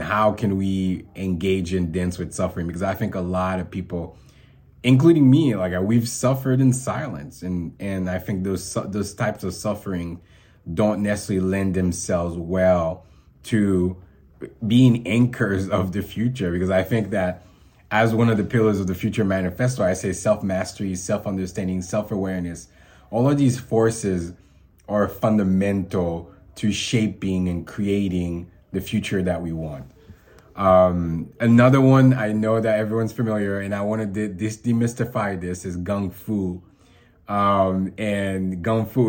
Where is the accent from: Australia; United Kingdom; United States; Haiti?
Haiti; I was born in Haiti